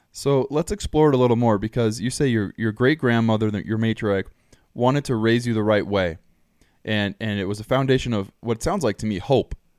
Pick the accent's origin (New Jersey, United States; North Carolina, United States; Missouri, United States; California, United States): California, United States; Southern; growing up in Southern California